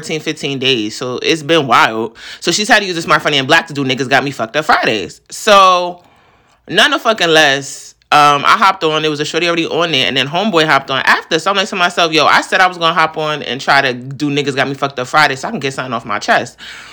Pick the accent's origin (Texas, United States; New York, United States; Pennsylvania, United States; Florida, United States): New York, United States; So I'm from New York.